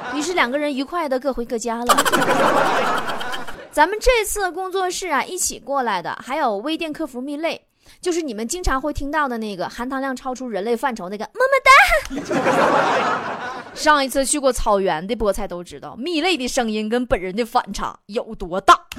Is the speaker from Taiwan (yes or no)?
no; China; now in Lijiang, China; 我们中国人呐，就买法国红酒